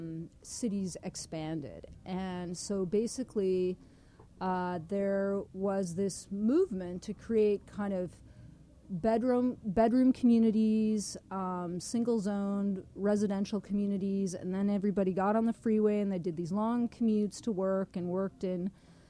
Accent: Denver, Colorado, United States; moved away as an adult; now in Toronto, Canada; I grew up in Denver

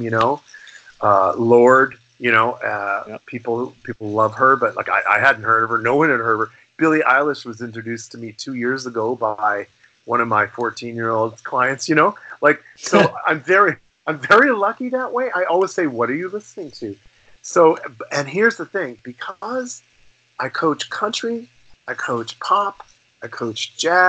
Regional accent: Canada; also born or lived in Los Angeles; as a Canadian artist

